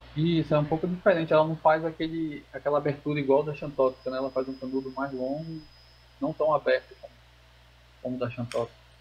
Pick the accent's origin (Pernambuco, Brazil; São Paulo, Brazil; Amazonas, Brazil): Amazonas, Brazil; Manaus; sou aqui de Manaus